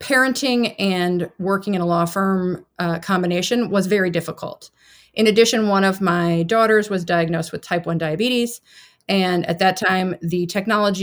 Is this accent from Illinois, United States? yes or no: yes; Central Illinois, United States; also born or lived in Chicago, United States; I grew up in Central Illinois